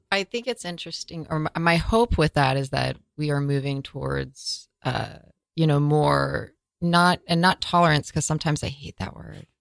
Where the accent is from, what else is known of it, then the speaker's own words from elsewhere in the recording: Northern California, United States; growing up in California, in Northern California